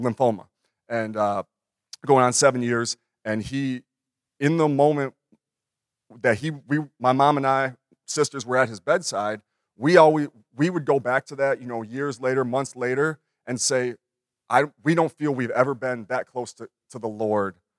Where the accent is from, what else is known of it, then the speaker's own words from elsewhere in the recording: Minnesota, United States; I had my dream job at thirty-two. And in my hometown